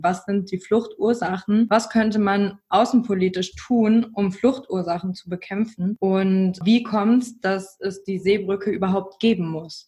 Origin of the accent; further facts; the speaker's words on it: Northeim, Lower Saxony, Germany; Ich komme ja selber aus Nordheim, das ist in der Nähe von Göttingen